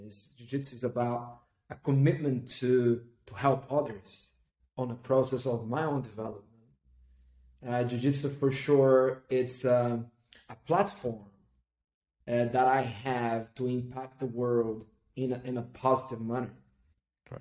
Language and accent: English; Recife, Pernambuco, Brazil; I come from Recife, northeast of Brazil